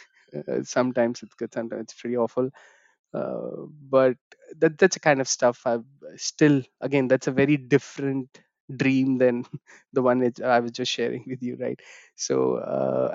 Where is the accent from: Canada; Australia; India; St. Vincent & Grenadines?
India; moved away as an adult; now in London, United Kingdom